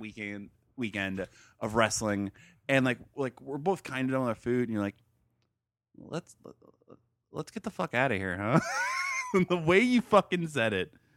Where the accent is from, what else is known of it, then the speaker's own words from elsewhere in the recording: Stuart, Florida, United States; moved away as an adult; also born or lived in Gainesville, Florida; we grew up in Stuart.